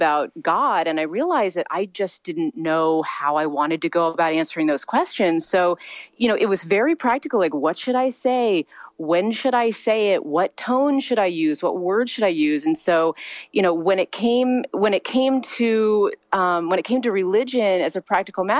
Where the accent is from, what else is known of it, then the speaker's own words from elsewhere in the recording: Missouri, United States; moved away as an adult; now in Long Beach, United States; I was raised in the Midwest. I was raised in a very small town in Missouri